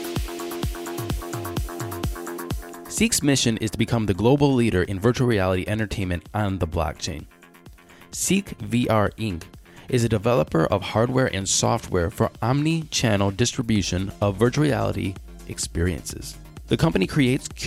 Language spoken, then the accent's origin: English; Cleveland, Ohio, United States; I was born in Cleveland